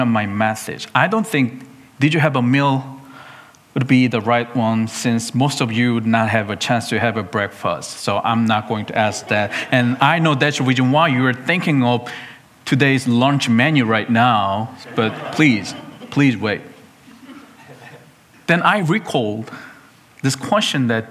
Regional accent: South Korea; moved away; my home country, Korea, South Korea

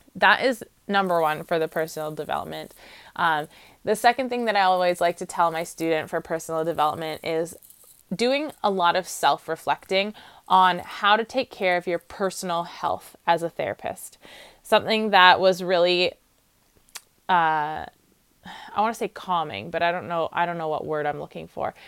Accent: Ontario, Canada; I'm from Ontario, so I know that Kodo is our college.

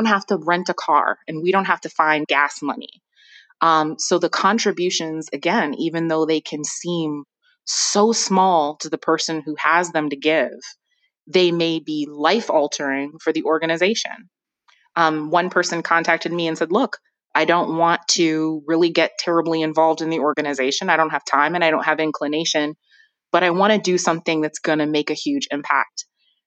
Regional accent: Ann Arbor, Michigan, United States; also born or lived in Flint, Michigan; I was born in Flint, Michigan, and raised in Ann Arbor, Michigan

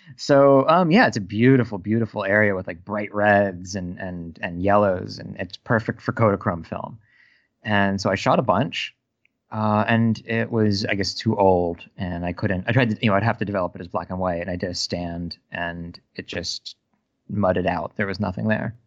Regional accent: United States; I'm an American

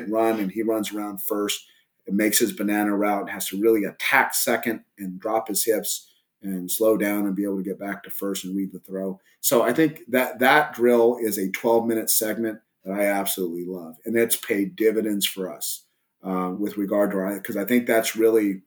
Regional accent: Southern California, United States; also born or lived in El Paso, Texas; now in Texas, United States; I grew up originally in Southern California before I moved to Texas

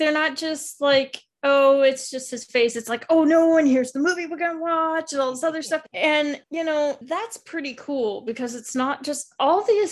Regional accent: Alaska, United States; I grew up in Alaska.

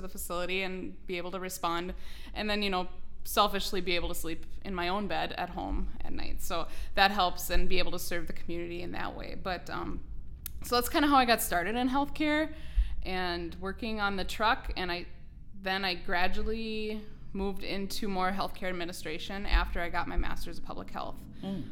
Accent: New York Mills, Minnesota, United States; now in Perham, United States; I am born and raised right here in Ottertail County. I'm originally from New York Mills

